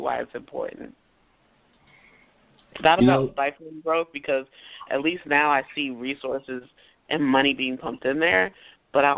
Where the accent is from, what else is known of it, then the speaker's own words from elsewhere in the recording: Raleigh, North Carolina, United States; also born or lived in New York; I was born in New York, but I was raised here, and I currently live in Southeast Raleigh